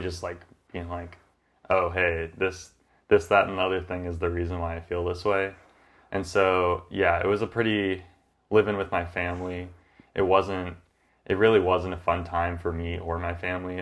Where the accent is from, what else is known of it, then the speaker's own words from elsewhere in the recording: Grants Pass, Oregon, United States; also born or lived in Corvallis; I came back from Corvallis to Grants Pass, my hometown